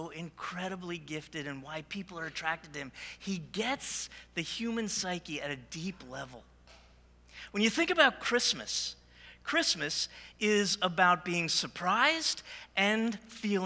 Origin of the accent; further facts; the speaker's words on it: New Jersey, United States; I was born and raised in New Jersey